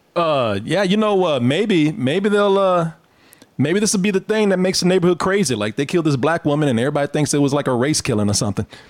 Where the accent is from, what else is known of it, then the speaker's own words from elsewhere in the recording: Waco, Texas, United States; my hometown of Waco